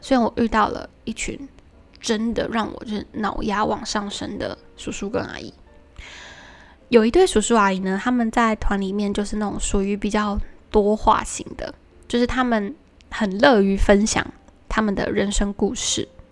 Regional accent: Taiwan; 身为一个台湾人

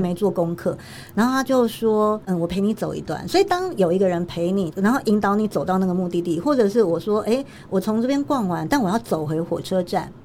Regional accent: Taiwan; 我从台湾来

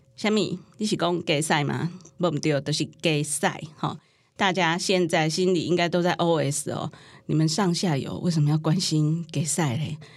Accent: Taiwan; 那我们台湾人口呢，是两千三百万人

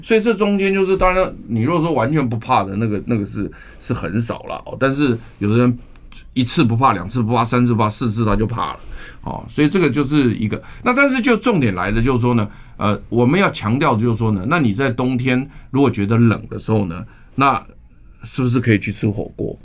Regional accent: Taiwan; 我们台湾人

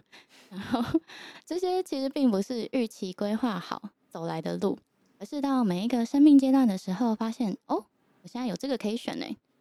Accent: Yilan County, Taiwan; 那我应该没有跟又欣说过我是宜兰人，所以城乡差距嗯有表现出来。

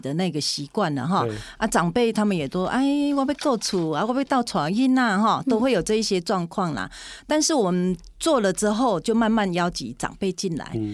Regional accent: Puli, Nantou County, Taiwan; 我应该说是土生土长的埔里人嗯。是，那我的血统，我的娘家那边是在大南，大南里哦。对，那我又，我从南城里嫁来五公里，就都是在这个族群里面

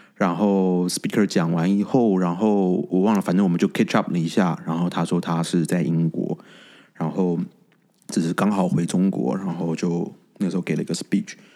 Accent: Taiwan; 我是台湾人

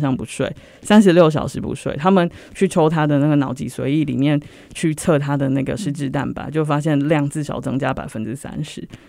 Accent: Taiwan; 就是我们台湾人常说的钻牛角尖了

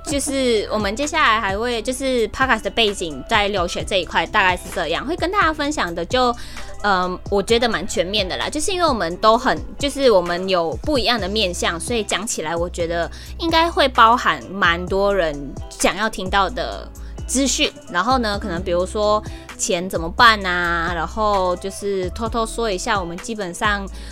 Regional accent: Sabah, Malaysia; also born or lived in Taiwan; 我们是马来西亚的东马人沙巴

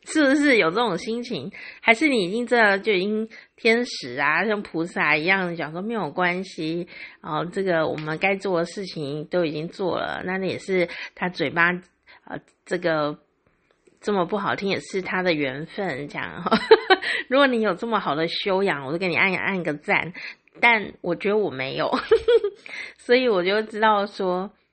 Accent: Taiwan; 我身为台湾人感到非常荣耀哦

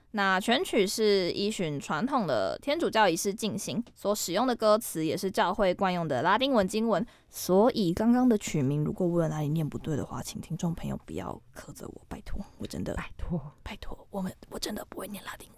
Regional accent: Kaohsiung, Taiwan; 因为我是高雄人，高雄有一个西子湾嘛

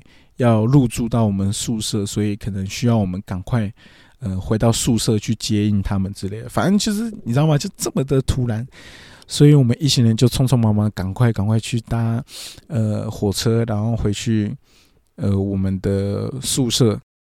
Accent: Taiwan; 我，我是台湾人

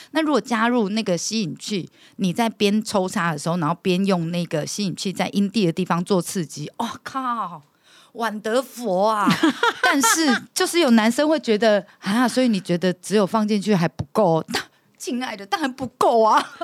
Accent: Taiwan; 即便我们都是台湾人

